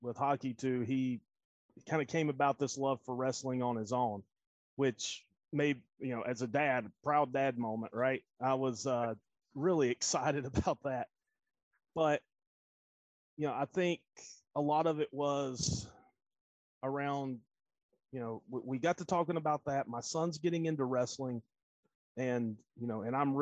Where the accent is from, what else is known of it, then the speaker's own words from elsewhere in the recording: North Carolina, United States; now in Knoxville, United States; I'm originally from North Carolina